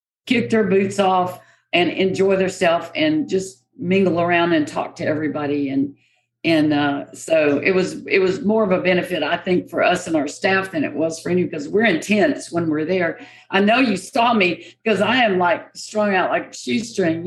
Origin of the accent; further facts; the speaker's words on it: Victoria, Texas, United States; also born or lived in Goliad, Texas; I was born in Victoria, Texas, and my family is from Goliad.